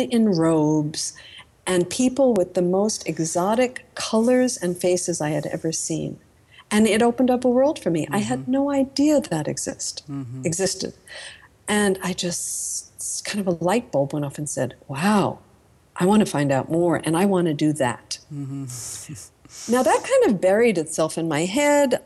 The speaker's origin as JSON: {"language": "English", "area": "Long Island", "region": "New York", "country": "United States", "tie": "born or raised there", "said": "I grew up on Long Island in a suburban commuter community about 40 minutes from Manhattan"}